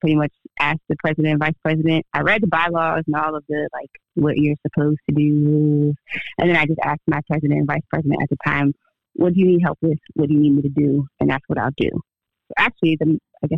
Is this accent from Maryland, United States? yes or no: yes; D.C. and Maryland, United States; also born or lived in Washington, D.C.; I was born in D.C. and lived between D.C. and Maryland all of my life